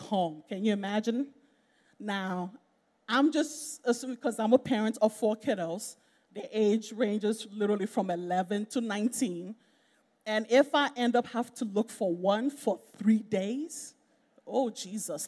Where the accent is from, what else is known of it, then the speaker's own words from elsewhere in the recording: Nigeria; I'm a Nigerian